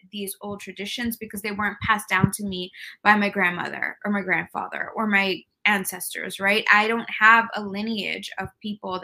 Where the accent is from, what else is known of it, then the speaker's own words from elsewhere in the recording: New York City, New York, United States; I am Mexican American. I was born and raised in New York City